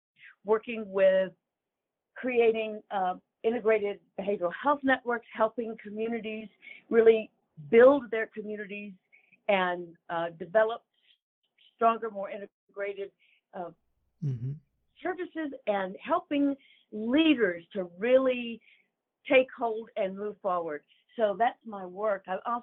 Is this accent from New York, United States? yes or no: no; Birmingham, Alabama, United States; born or raised there